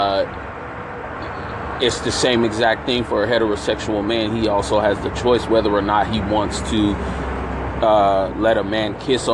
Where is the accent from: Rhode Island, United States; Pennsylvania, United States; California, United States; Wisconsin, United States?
California, United States; San Francisco; I grew up in San Francisco